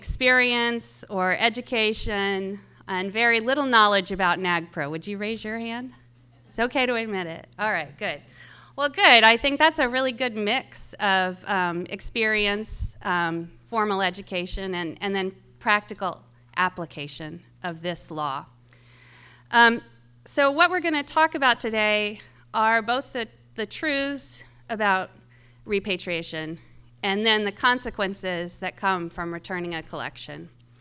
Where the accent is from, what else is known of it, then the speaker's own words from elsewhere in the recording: Kansas City, Missouri, United States; I grew up here in Jackson County, and it's nice to be back home. My family has been in Missouri for about 200 years, but I no longer live in Missouri